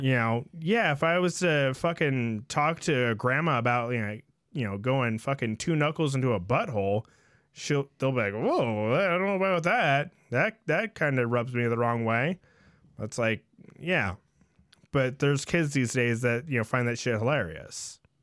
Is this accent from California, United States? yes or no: yes; San Jose, California, United States; I grew up in San Jose